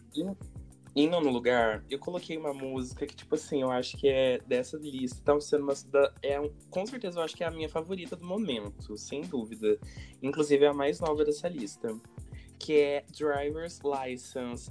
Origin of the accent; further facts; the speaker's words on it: São Paulo, Brazil; Eu sou de São Paulo